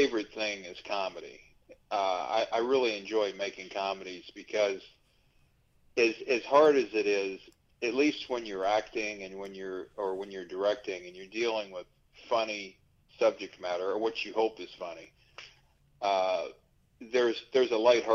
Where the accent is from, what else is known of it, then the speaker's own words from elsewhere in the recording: Louisville, Kentucky, United States; now in Los Angeles, United States; as a kid, I used to sell tip sheets outside Churchill Downs to make a few bucks